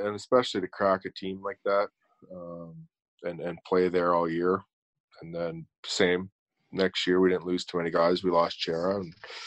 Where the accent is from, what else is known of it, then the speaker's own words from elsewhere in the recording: Hamilton, Ontario, Canada; I'm from Hamilton, grew up a Leaf fan.